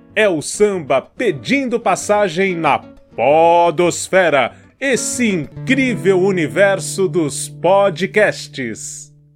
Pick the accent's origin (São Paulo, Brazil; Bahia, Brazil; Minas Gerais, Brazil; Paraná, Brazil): São Paulo, Brazil; Eu fui criado na periferia, né, na Jardim Peri.